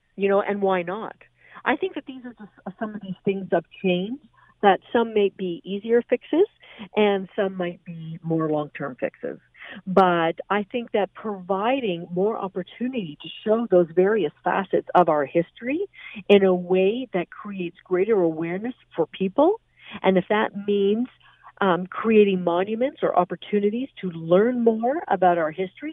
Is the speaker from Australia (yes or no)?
no; Canada; I, as a Canadian